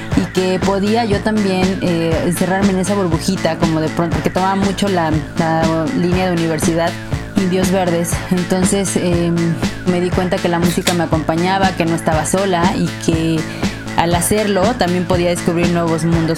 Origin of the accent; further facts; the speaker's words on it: Puebla, Mexico; moved away as an adult; now in Mexico City, Mexico; Yo soy de Puebla, pero empecé a trabajar aquí en una editorial